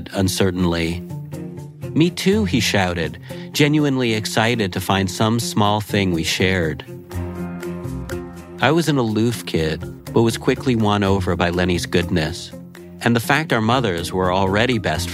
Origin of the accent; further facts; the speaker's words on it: Laval, Quebec, Canada; moved away; Chomedey-Laval, a suburb we grew up in just outside of Montreal